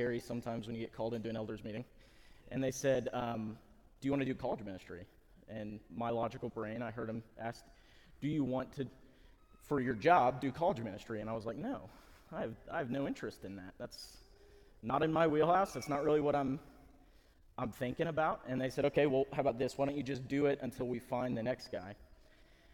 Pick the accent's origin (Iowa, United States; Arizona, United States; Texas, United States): Texas, United States; Lubbock; I was born and raised in Lubbock, Texas.